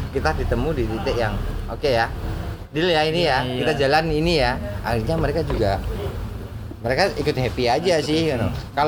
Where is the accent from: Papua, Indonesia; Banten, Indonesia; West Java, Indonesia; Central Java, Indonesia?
Central Java, Indonesia; Surakarta; Sebagai orang Solo